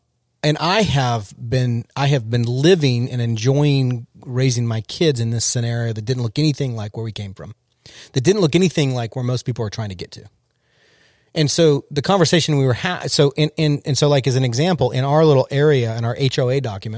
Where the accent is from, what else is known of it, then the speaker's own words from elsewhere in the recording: California, United States; I grew up in Southern California.